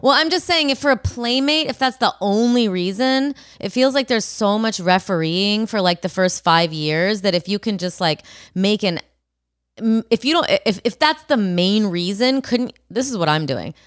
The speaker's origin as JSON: {"language": "English", "town": "Rockford", "region": "Illinois", "country": "United States", "tie": "born or raised there", "moved": "yes", "said": "Chicago, my hometown, kind of."}